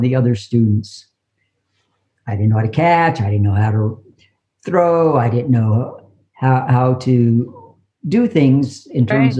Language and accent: English; Colorado, United States; also born or lived in New Mexico; we moved back to Colorado from New Mexico after my mother's remarried, and I discovered wrestling.